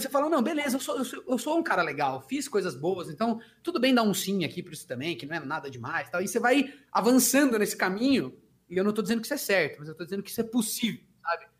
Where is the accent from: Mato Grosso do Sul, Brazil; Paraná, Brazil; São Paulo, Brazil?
São Paulo, Brazil; Socorro; moved away; minha terra lá, eu sou de Socorro, né, interior de São Paulo